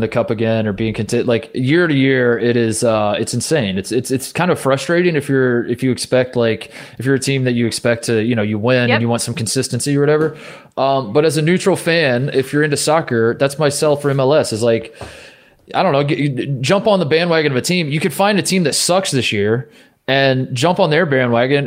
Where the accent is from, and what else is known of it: Midwest, United States; born or raised there